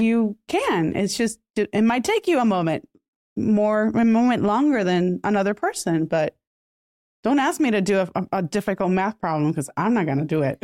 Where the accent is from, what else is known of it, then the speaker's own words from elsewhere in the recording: Puerto Rico; first language Spanish; English is a second language; I was born and raised in Puerto Rico, my first language is Spanish.